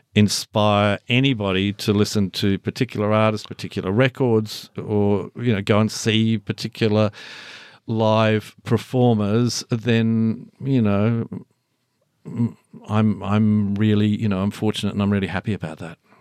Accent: Launceston, Tasmania, Australia; moved away; I'm this kid from Launceston

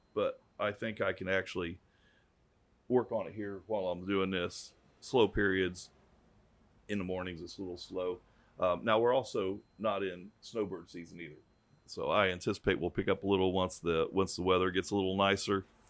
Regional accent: DeLand, Florida, United States; I'm from DeLand

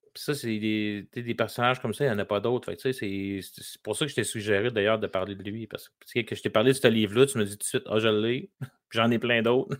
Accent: Lévis, Quebec, Canada; j'ai grandi dans un bungalow

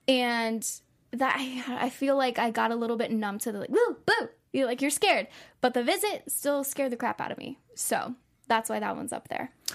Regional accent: San Antonio, Texas, United States; now in Los Angeles, United States; I'm from San Antonio, Texas, and it is a rather large city. But I always knew growing up that I wasn't meant to stay there.

